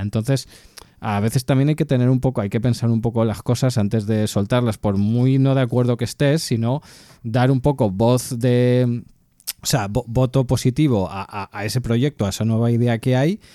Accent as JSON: {"language": "Spanish", "region": "Catalonia", "country": "Spain", "said": "soy catalán"}